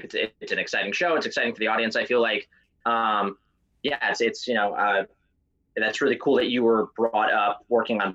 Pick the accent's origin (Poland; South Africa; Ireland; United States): United States; Florida; I grew up in Florida, and that was the only acting in Florida, really, was commercials.